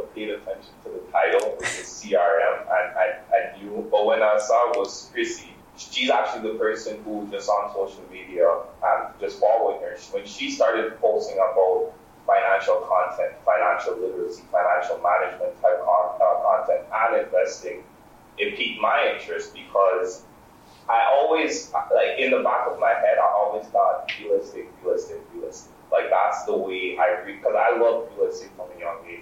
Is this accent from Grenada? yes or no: yes; Grenada; moved away; growing up in Grenada and Caribbean